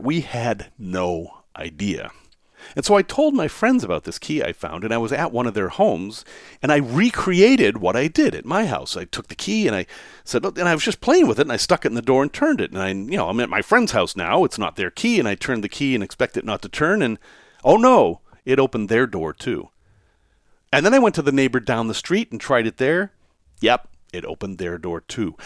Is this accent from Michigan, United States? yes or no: no; Salem, Massachusetts, United States; I grew up in Salem, Massachusetts, and I grew up in a section of Salem, Massachusetts called Witchcraft Heights